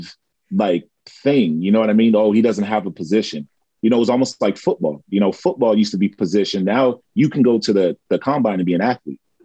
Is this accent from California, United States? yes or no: yes; California, United States; now in Japan; growing up in California